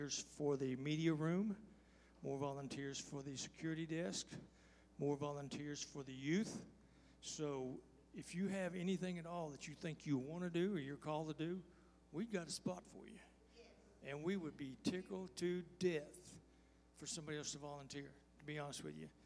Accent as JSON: {"language": "English", "region": "Texas", "country": "United States", "said": "I'm from Texas"}